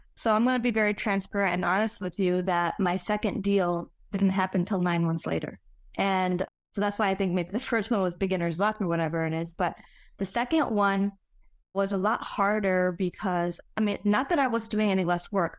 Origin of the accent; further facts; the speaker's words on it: Chicago, Illinois, United States; born and raised in Chicago